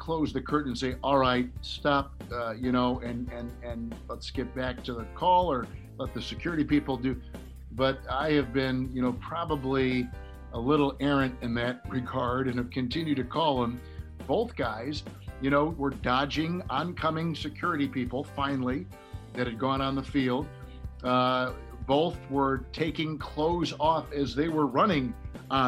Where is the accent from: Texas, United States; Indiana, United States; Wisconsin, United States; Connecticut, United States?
Wisconsin, United States; Green Bay; I wanted to be an airline pilot when I was growing up in Green Bay, Wisconsin